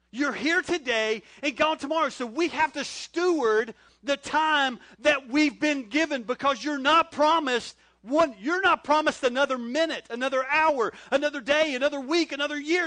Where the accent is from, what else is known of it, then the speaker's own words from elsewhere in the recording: North Carolina, United States; moved away as an adult; also born or lived in Corning, New York; now in Wilmington, United States; I'm not from New York. I'm from North Carolina